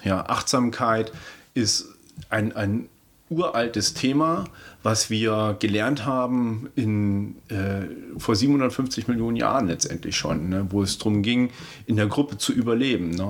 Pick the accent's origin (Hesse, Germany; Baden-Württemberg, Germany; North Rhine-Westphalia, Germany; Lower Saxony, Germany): Hesse, Germany; Kassel; ich komme ja ursprünglich aus Kassel